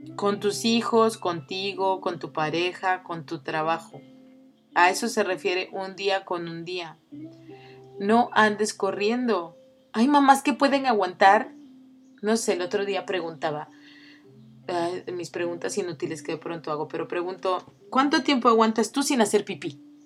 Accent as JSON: {"language": "Spanish", "region": "Oaxaca", "country": "Mexico", "said": "yo que soy oaxaqueña"}